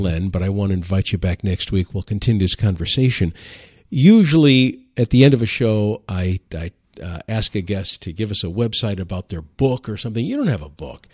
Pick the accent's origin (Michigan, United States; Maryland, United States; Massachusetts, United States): Michigan, United States; Detroit; I'm from Detroit